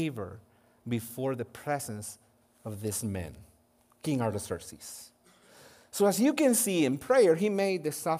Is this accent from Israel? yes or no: no; Guatemala; moved away; I was born and raised in Guatemala